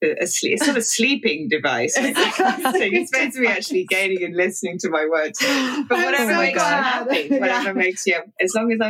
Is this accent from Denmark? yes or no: no; England, United Kingdom; now in United States; guys in England because we're so much more reserved.